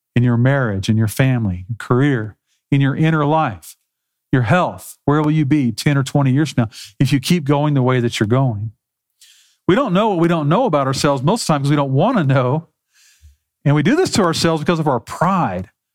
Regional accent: South Texas, United States; Growing up in South Texas

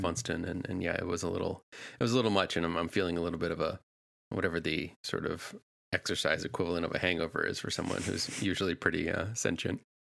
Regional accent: New England, United States; I grew up in New England.

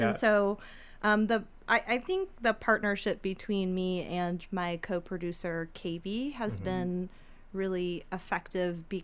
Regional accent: United States; I'm an American citizen and I was born here

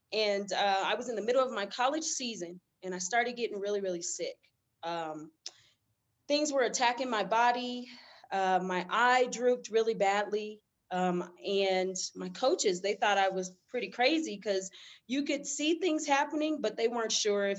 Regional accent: Denver, Colorado, United States; I'm from Denver, Colorado.

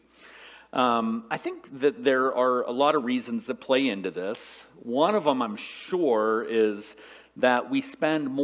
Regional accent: Salem, Ohio, United States; now in East Lansing, United States; Where I grew up at in Salem, Ohio, right, in eastern Ohio, it's 70% Republican

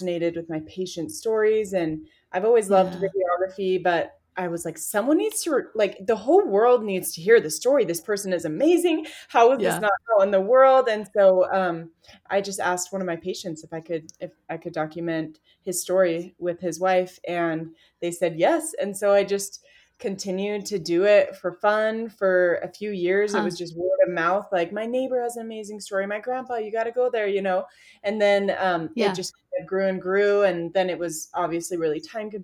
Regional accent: Utah, United States; I'm from Utah. I live in Lehigh with my little family

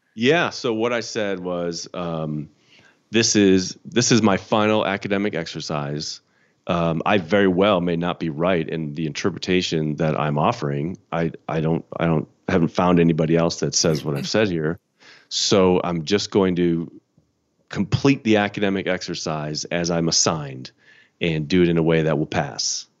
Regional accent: Chicago, Illinois, United States; I'm from Chicago. Grew up in the Chicago suburbs.

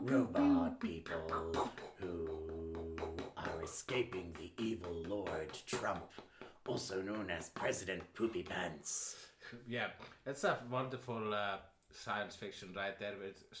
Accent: Iceland; accent: Icelandic; I am Icelandic.

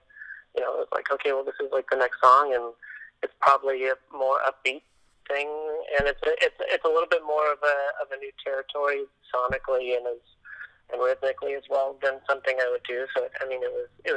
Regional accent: Los Angeles, California, United States; now in Nashville, United States; I'm from Los Angeles originally

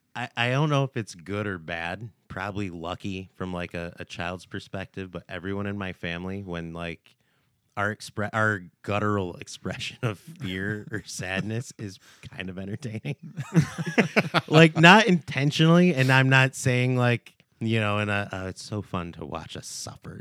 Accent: United States; I'm American, born and raised

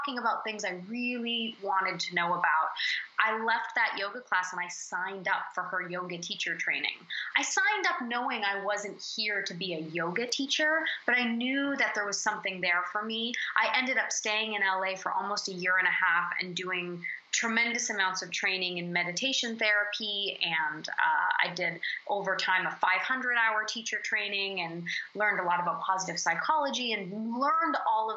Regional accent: New Brunswick, Canada; moved away; also born or lived in Toronto, Canada / Los Angeles; I'm from New Brunswick, Canada

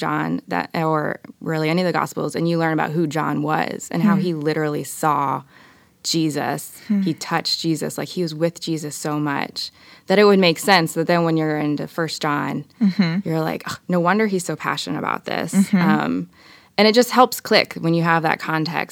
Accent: Dayton, Ohio, United States; I was born and raised here in Dayton, Ohio, lived here my entire life

